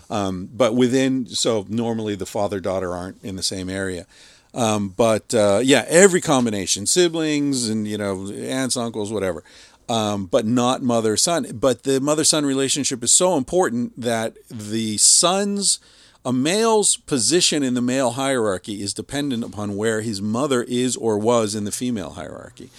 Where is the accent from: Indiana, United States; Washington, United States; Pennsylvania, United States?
Pennsylvania, United States; Beaver Falls; I grew up in Beaver Falls